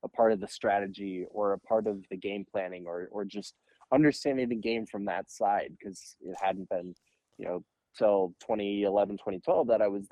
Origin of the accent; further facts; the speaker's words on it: Minneapolis, Minnesota, United States; I grew up in Uptown, ended up playing youth hockey in the Minneapolis program